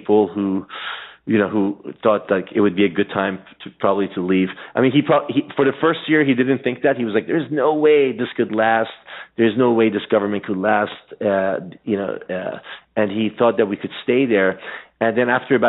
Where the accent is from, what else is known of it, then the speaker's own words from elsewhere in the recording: Washington, District of Columbia, United States; also born or lived in Iran; now in New York City, United States; I grew up in the Washington, D.C. area.